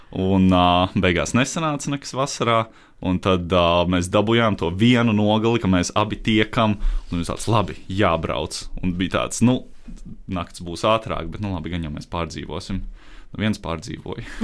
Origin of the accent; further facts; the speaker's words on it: Daugavpils, Latgale, Latvia; es esmu dzimis Daugopilī